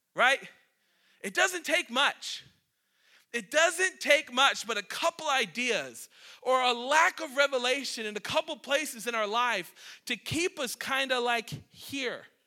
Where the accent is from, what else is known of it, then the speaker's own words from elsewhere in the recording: Cleveland, Ohio, United States; moved away as an adult; now in Maine, United States; I'm a city boy. I'm from Cleveland